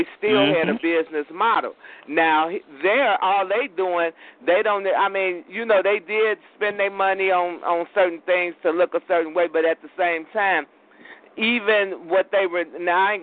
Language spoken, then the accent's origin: English; Chicago, Illinois, United States; I grew up battling and riding. I'm from Chicago, riding on the L's